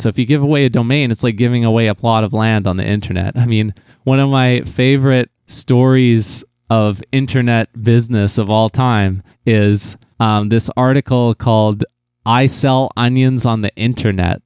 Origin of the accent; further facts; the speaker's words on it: New Westminster, British Columbia, Canada; my hometown of New Westminster, B C